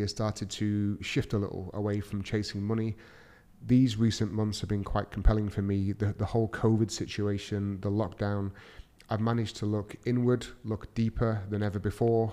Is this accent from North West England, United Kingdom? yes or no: yes; Manchester, North West England, United Kingdom; moved away as an adult; now in Dubai, United Arab Emirates; I'm from Manchester in the U K. Uh, I'm currently living in Dubai with my amazing family